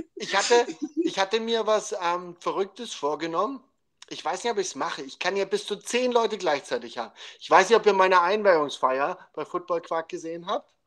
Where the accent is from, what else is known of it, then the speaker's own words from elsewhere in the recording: Dresden, Saxony, Germany; wo ich aufgewachsen bin, in Dresden